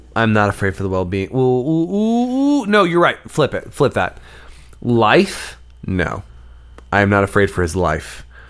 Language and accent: English; the South, United States; As a Southerner